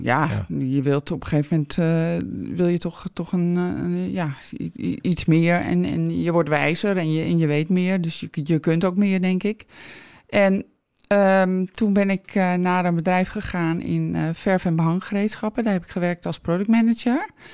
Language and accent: Dutch; Alkmaar, North Holland, Netherlands; Ik ben geboren aan het Verdronken Noord